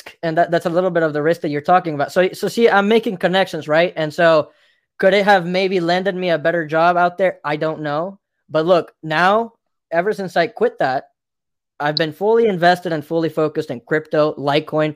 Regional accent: Mexico; moved away; I come from Mexico, and I tell you something, down there, we didn't have much

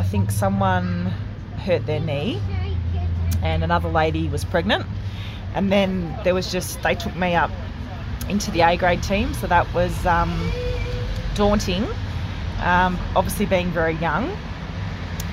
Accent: Rennie, New South Wales, Australia; also born or lived in Yarrawonga; I come from Rennie, and all our family do, like, we played there

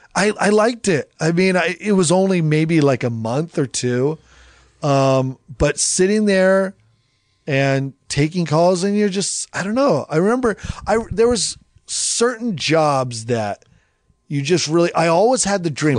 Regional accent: Salem, Oregon, United States; I grew up in Oregon. I grew up in this neighborhood.

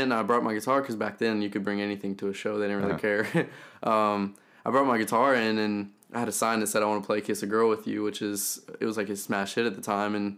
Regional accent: Elizabethtown, Kentucky, United States; moved away as an adult; now in Nashville, United States; I grew up in a small town in Kentucky called Elizabethtown

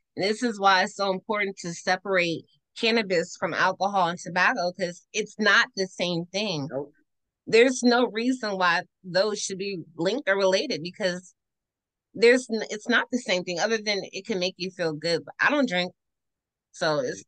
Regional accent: Washington, District of Columbia, United States; I'm from Northwest DC

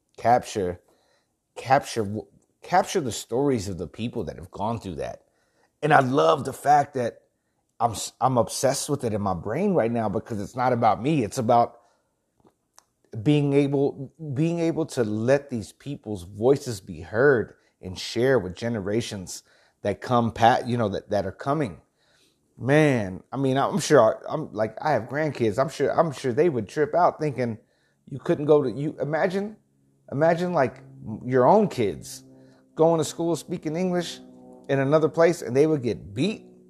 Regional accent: El Campo, Texas, United States; moved away as an adult; also born or lived in Houston, Texas / Danevang, Texas; I'm a country boy, man. I was born, I was born in Houston, lived in El Campo, lived in Danavang, and set out to the big city

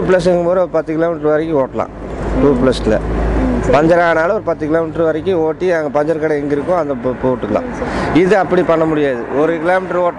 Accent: Coimbatore, Tamil Nadu, India; சொந்த ஊர் இங்கே தான் கோயம்புத்தூர்

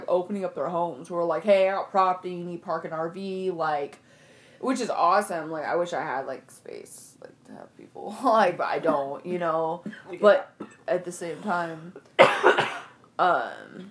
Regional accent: Lower Lake, California, United States; parts of like Lower Lake burnt down, which is like, you know, my hometown

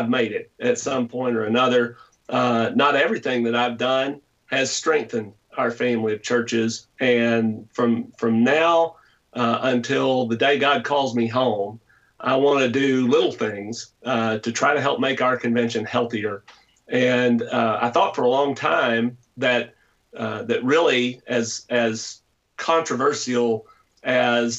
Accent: Lake City, Arkansas, United States; I was born in Northeast Arkansas, so across a couple of rivers, and I could have been there, in a small town called Lake City

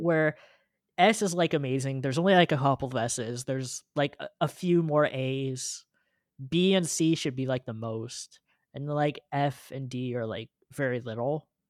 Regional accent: California, United States; I grew up in California

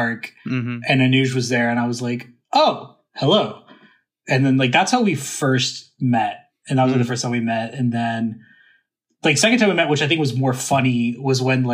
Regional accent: North Carolina, United States; My hometown school is UNC

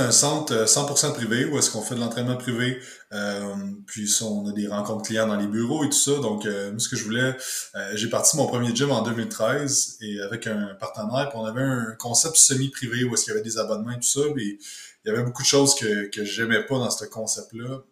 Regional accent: Quebec, Canada; je suis euh, du Québec

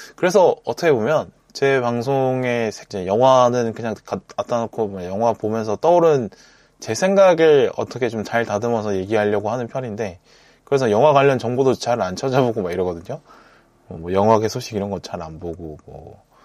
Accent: Busan, South Korea; moved away as an adult; 저도 고등학교를 부산에서 다녔기 때문에 어떤 부산 사람으로서의 감성을 갖고 세상을 보는 느낌이 있다고

